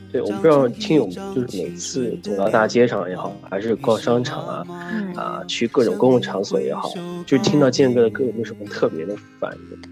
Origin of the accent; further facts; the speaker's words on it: Shandong, China; 对，我是山东人